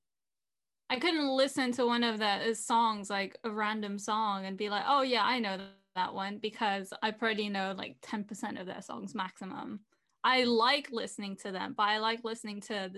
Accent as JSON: {"language": "English", "country": "France", "tie": "born or raised there", "also_born_or_lived": "England", "said": "I grew up mostly in France"}